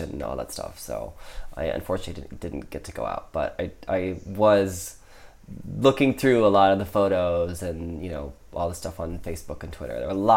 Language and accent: English; Midwest, United States; moved away; I'm from originally from the Midwest